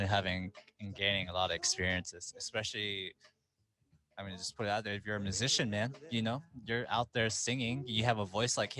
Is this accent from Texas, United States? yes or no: yes; Dallas, Texas, United States; my hometown, specifically Dallas, I guess that's my hometown